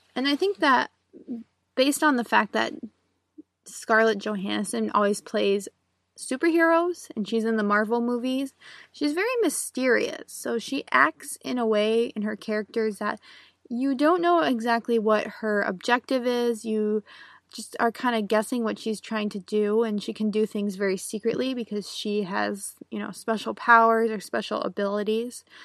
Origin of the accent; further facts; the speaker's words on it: United States; I'm an American English teacher